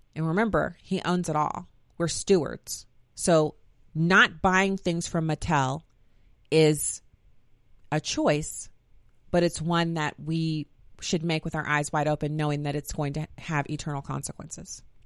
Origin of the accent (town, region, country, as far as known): United States